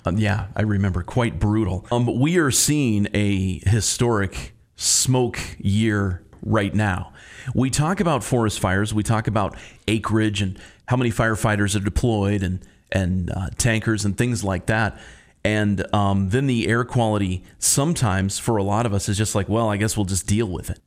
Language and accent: English; Bozeman, Montana, United States; now in Missoula, United States; growing up in Bozeman